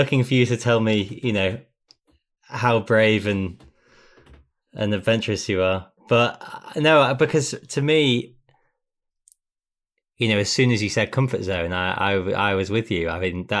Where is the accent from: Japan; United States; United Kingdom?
United Kingdom; England; a 32-year-old white man from England